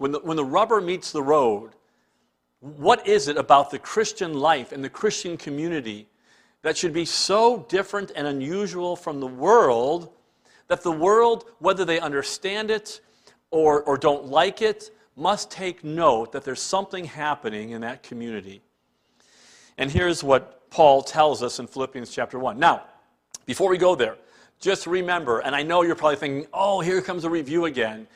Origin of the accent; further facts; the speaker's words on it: Cleveland, Ohio, United States; moved away as an adult; now in Canada; growing up in Cleveland